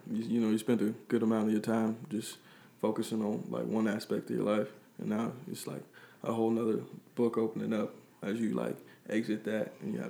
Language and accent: English; Chicago, Illinois, United States; Well, I'm originally from the South Suburb of Chicago. As a kid, I moved around a lot, so I was in different states